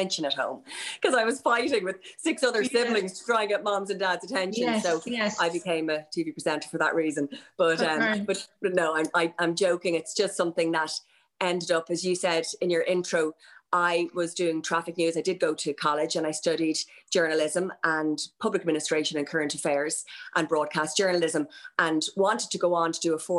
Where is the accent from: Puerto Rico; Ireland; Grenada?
Ireland; Dublin, Leinster; accent: Dort accent; I'm from Rathfarnham, from the Dublin Mountains